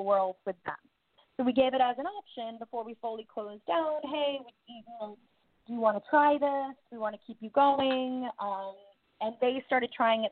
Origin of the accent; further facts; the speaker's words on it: Connecticut, United States; now in New York City, United States; I grew up in Connecticut